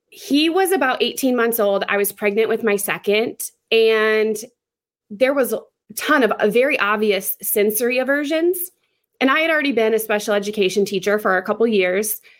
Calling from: South Dakota, United States; I am in South Dakota.

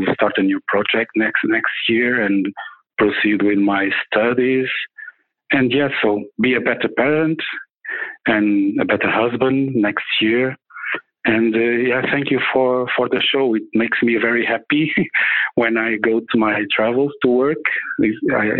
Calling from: Portugal; I'm calling from Portugal

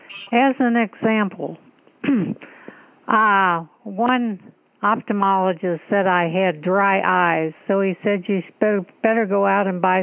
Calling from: West Hollywood, California, United States; West Hollywood, Los Angeles.

